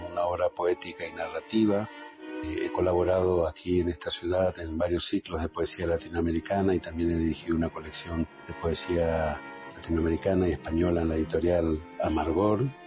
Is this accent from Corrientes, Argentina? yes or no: yes; Caá Catí, Corrientes, Argentina; moved away as an adult; now in Madrid, Spain; soy de Corrientes, de un pueblo llamado Cacatí